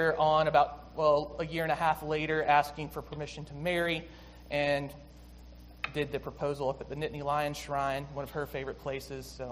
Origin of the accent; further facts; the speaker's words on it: Six Mile, South Carolina, United States; moved away; I grew up in South Carolina, like I said, in a small town of 6 Mile